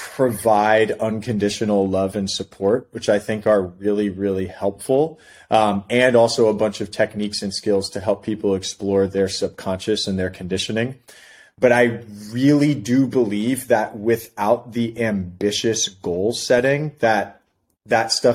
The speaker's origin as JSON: {"language": "English", "town": "New York City", "region": "New York", "country": "United States", "tie": "born or raised there", "also_born_or_lived": "Philadelphia, Pennsylvania", "moved": "as an adult", "lives_now": "San Diego, United States", "said": "I grew up in Brooklyn"}